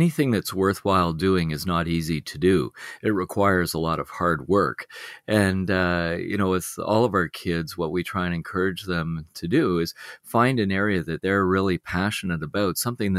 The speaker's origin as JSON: {"language": "English", "town": "Beaconsfield", "region": "Quebec", "country": "Canada", "tie": "born or raised there", "said": "I grew up on the West Island of Montreal in a place called Beaconsfield. And at the time that I was a child, that was a growing suburban community."}